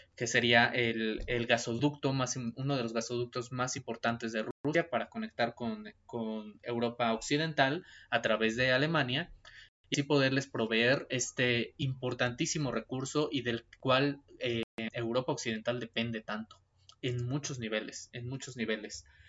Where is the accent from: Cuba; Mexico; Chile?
Mexico; para los que somos mexicanos